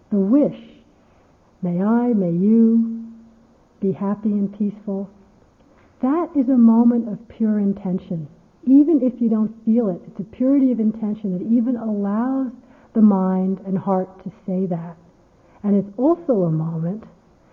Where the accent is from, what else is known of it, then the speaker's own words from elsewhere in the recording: United States; I'm American